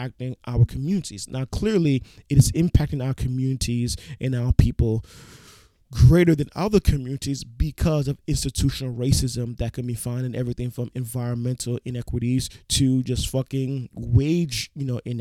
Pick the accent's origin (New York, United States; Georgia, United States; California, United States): New York, United States; I'm a New Yorker.